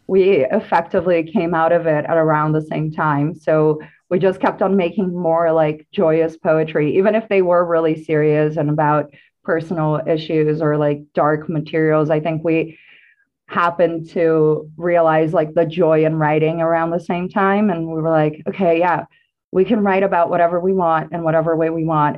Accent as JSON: {"language": "English", "country": "Brazil", "said": "I'm an artist and poet, I guess, from Brazil."}